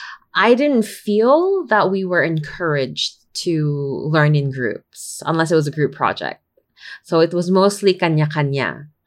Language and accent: English; United Arab Emirates; I was born and raised in the United Arab Emirates for most of my formative years. My schooling being spent mostly among the Brits and my general rearing among a community of Filipino families